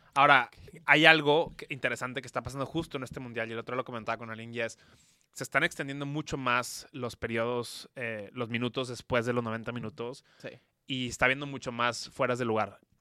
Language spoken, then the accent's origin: Spanish; Mexico; yo soy mexicano